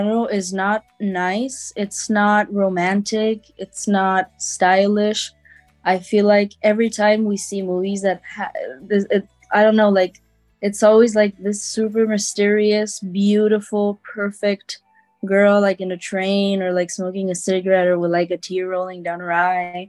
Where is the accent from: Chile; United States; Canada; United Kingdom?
Chile; I'm from Chile.